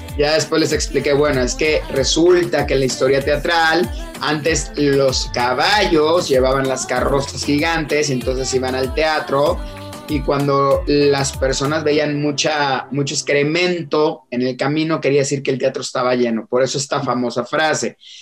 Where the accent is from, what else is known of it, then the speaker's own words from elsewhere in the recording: Villahermosa, Tabasco, Mexico; moved away; yo soy, o soy originario de Tabasco, soy choco de corazón